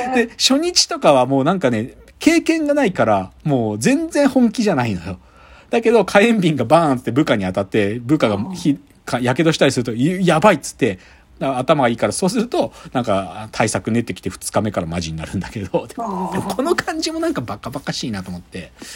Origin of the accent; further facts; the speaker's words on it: Gunma, Japan; moved away; 出身群馬県に対してね、複雑な感情を持ってる